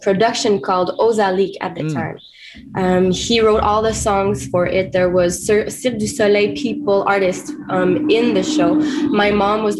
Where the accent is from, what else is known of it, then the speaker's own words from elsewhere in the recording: Wendake, Quebec, Canada; first language French; English is a second language; I was born in Wendake, a community, a native First Nation community in Quebec.